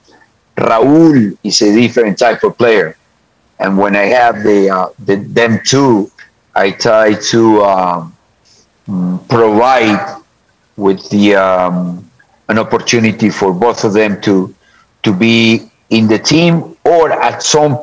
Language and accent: English; Colombia; moved away as an adult; also born or lived in United States / Mexico; I was born in Colombia, so obviously I love my country